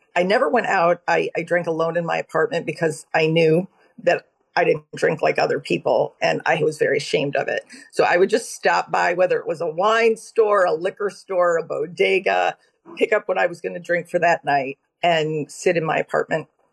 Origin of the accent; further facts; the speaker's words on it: Austin, Texas, United States; moved away as an adult; also born or lived in Cleveland, Ohio / Syracuse, New York / Manhattan, New York; now in Connecticut, United States; I grew up in Cleveland, Ohio, and in Austin, Texas